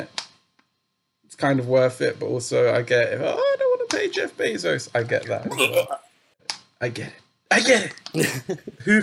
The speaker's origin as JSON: {"language": "English", "town": "Enfield", "region": "London", "country": "United Kingdom", "tie": "born or raised there", "said": "we are from Enfield"}